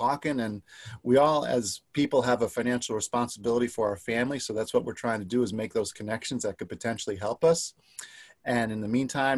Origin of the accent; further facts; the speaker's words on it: New York City, New York, United States; now in Rochester, United States; I grew up in New York City